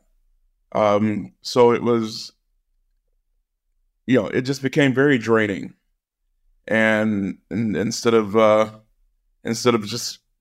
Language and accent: English; rural Missouri, United States; I was working in my home state